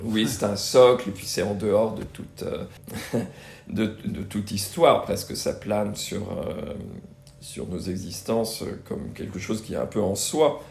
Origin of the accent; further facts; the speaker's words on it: Brittany, France; j'ai grandi en Bretagne